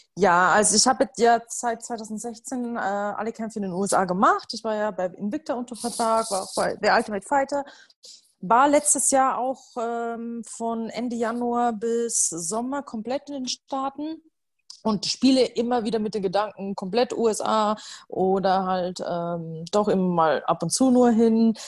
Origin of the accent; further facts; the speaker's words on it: Upper Palatinate, Bavaria, Germany; moved away as an adult; ich bin in der Oberpfalz geboren und auch äh, zum, ja, komplette Kindheit und ähm, in Bayern verbracht und auch mein Studium.